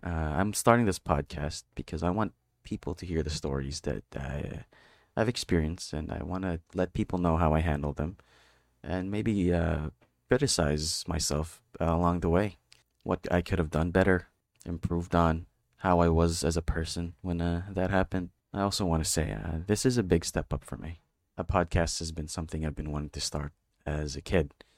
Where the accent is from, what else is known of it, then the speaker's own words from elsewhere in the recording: Philippines; I'm from the Philippines.